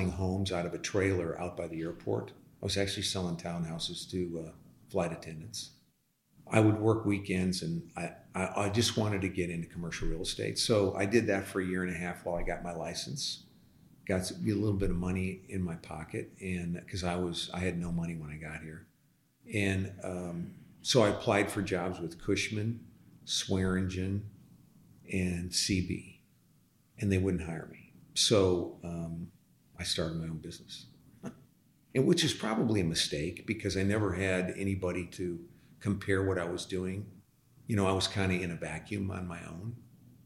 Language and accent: English; LaSalle, Illinois, United States; now in Dallas, United States; I was born and raised on a farm, actually. We weren't farmers. We were living in a home on a farm in a town of 10,000 people, LaSalle, Illinois